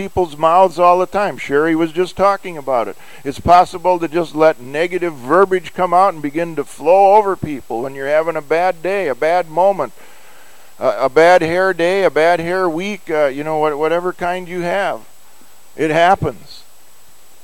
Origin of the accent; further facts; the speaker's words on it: United States; we have as Americans